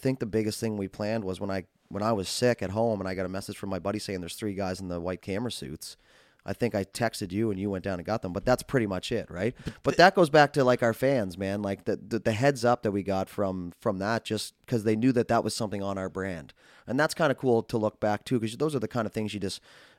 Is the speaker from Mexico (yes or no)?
no; Fairview, Canada; I don't know if it's because I'm from Fairview